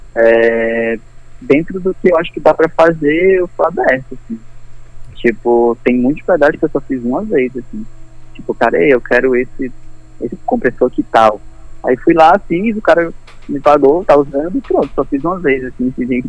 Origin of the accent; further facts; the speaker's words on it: Brazil; eu sou brasileiro, nascido no Brasil